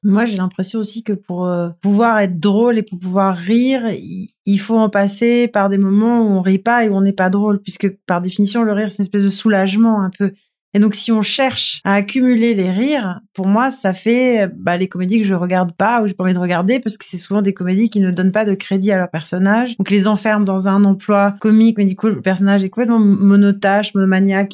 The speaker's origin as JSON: {"language": "French", "town": "Toulon", "region": "Provence-Alpes-Côte d'Azur", "country": "France", "tie": "born or raised there", "said": "j'ai grandi à Toulon"}